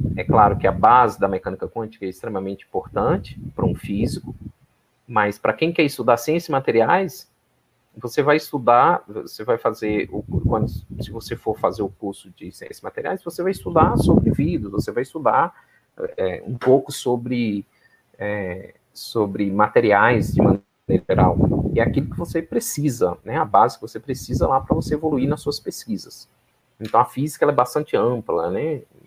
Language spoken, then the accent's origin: Portuguese; interior of Minas Gerais, Brazil; moved away as an adult; also born or lived in Paraná; eu sou do interior de Minas, né? então eu sou de uma cidade de 25 mil habitantes, né? É, é, uma cidade que fica às margens do Rio São Francisco.